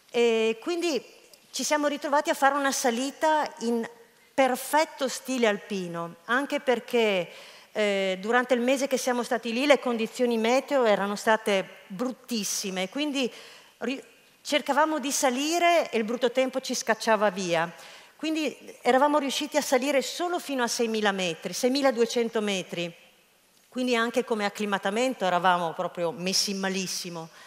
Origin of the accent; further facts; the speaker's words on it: Rome, Lazio, Italy; eravamo in tre stagionati, io romano e, e uno spagnolo